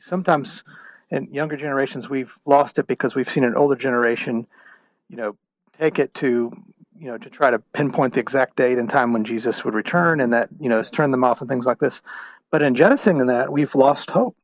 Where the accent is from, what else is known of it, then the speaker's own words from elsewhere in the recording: Houston, Texas, United States; moved away; I'm originally from the state of Texas. Um, I grew up in the Houston area